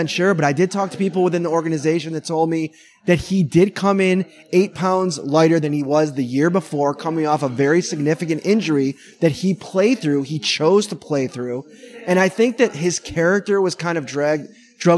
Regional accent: Buffalo, New York, United States; we're from Buffalo

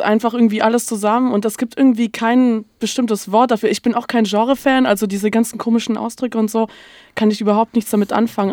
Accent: Stuttgart, Baden-Württemberg, Germany; moved away as an adult; now in Hamburg, Germany; ich komme eigentlich aus Stuttgart

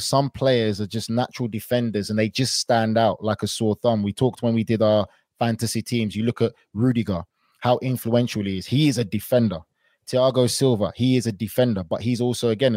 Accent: England, United Kingdom; I grew up in England. I played football most of my career pretty much in England

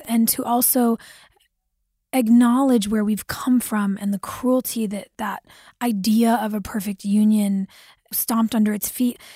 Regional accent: California, United States; as a child growing up in California

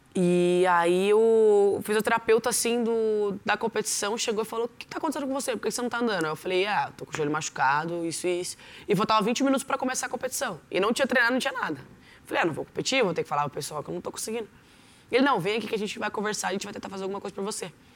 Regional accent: São José dos Campos, São Paulo, Brazil; E eu nasci em São José dos Campos, no bairro Novo Horizonte, ali em Cerejeiras. Morei 15 anos da minha vida lá

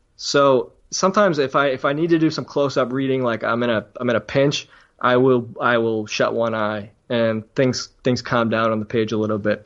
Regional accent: Braintree, Massachusetts, United States; also born or lived in Cambridge, Massachusetts; I grew up in Braintree, Massachusetts, which is, again, just south of, it's a suburb of Boston, just south.

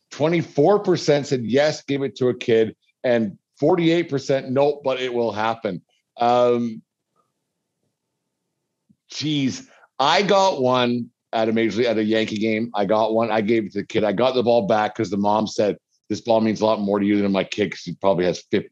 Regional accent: Canada; I'm from Canada

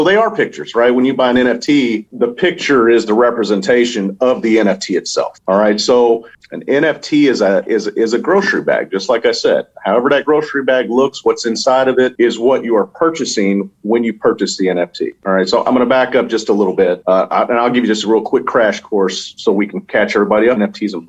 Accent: Louisville, Kentucky, United States; You know, I'm from Louisville, Kentucky. You know, we're just country boys there.

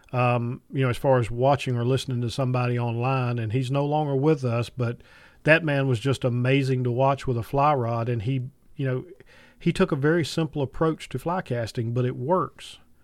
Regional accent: Piedmont of North Carolina, United States; I grew up in the Piedmont of North Carolina

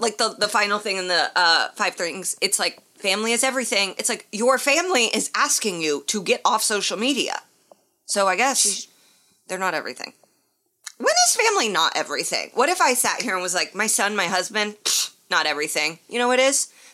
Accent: Indiana, United States; when I was growing up in Indiana

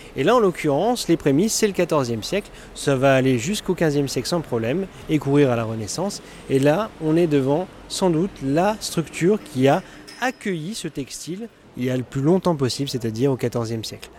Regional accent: Dijon, Bourgogne-Franche-Comté, France; ma ville natale

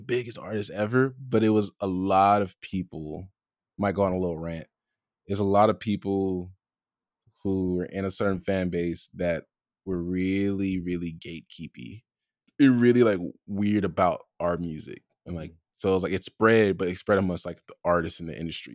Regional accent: Compton, California, United States; I'm from Compton

